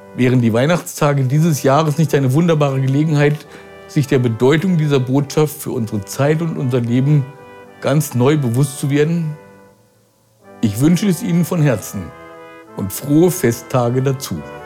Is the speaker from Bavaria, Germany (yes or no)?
no; Braunschweig, Lower Saxony, Germany; Braunschweig, der Stadt, wo ich meine Kindheit verbrachte